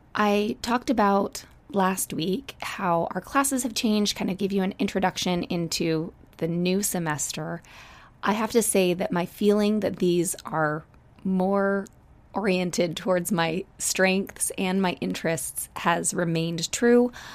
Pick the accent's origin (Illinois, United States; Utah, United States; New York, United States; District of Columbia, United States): Utah, United States; I grew up in Utah